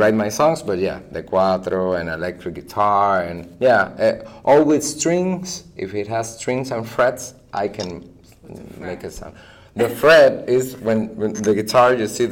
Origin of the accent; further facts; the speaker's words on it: Arecibo, Puerto Rico; I'm from Arecibo, in the north part of the island.